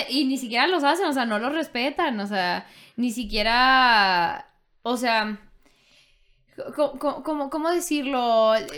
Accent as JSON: {"language": "Spanish", "country": "Mexico"}